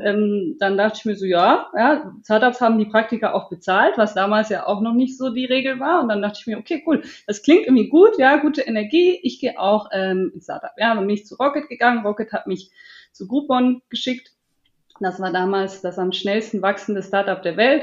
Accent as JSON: {"language": "German", "country": "Switzerland", "said": "ich bin aus der Schweiz"}